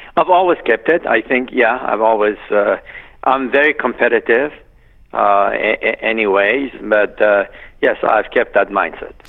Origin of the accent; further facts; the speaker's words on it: Iran; now in United States; I'm not Iranian. I'm Iranian American